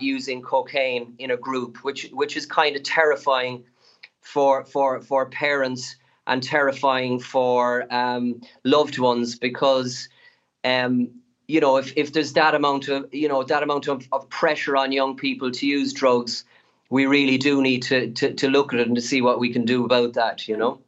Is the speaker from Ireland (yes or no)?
yes; Ireland; as Irish people